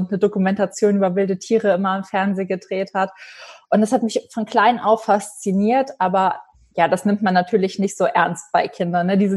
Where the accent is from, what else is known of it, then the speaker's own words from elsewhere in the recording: Germany; Also das ist äh, im Westen von Deutschland, in der Nähe von der luxemburgischen Grenze. Das ist mein Heimatort und äh, da bin ich jetzt auch gerade eben aufgrund der Pandemie.